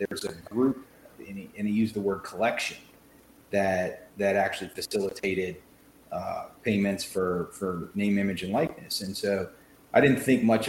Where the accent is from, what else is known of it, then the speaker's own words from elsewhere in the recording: Louisville, Kentucky, United States; I'm a Louisville guy, born and raised in Louisville.